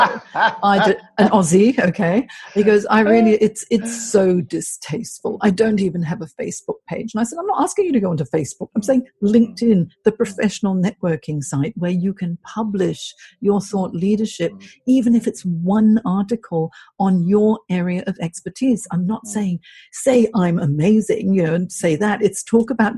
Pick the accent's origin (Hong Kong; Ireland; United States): Hong Kong; moved away; I'm from Hong Kong originally, so I'm half Chinese, half English